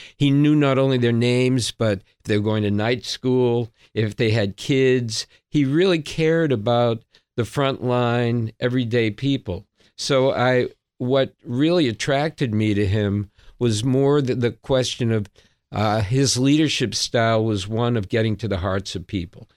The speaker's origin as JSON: {"language": "English", "town": "Boston", "region": "Massachusetts", "country": "United States", "said": "I'm a Bostonian"}